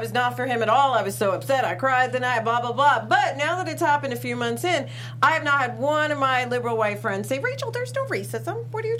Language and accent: English; New York City, New York, United States; I remember growing up in New York City where it was just a fog of smog.